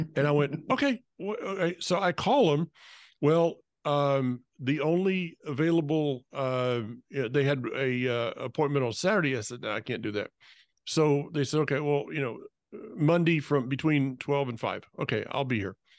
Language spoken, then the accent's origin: English; North Florida, United States; moved away; I'm from North Florida